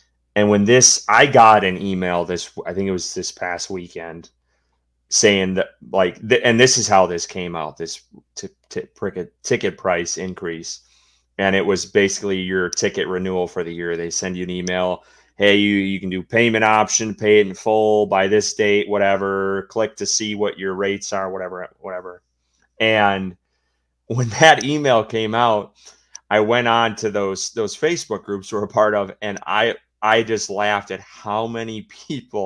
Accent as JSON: {"language": "English", "region": "Wisconsin", "country": "United States", "moved": "yes", "said": "I'm originally from Wisconsin, grew up in the early days as a Packers fan"}